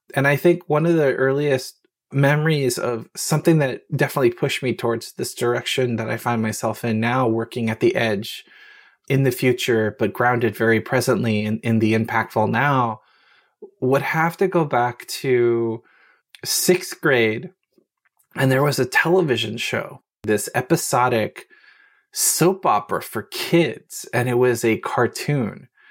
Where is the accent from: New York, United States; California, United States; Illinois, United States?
California, United States; Los Angeles; moved away as an adult; also born or lived in Japan; I was born in Hollywood, California, raised over the s, Hollywood Hills and the valley. So, a valley girl in North Hollywood